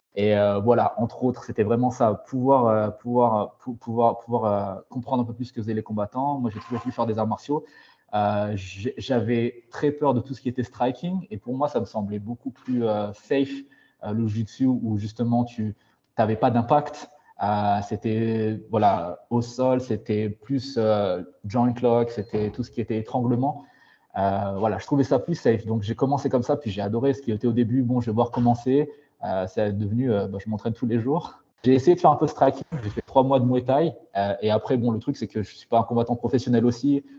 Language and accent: French; France; moved away as an adult; also born or lived in Paris / Switzerland; now in Singapore, Singapore; je suis malgache, mais j'ai grandi en France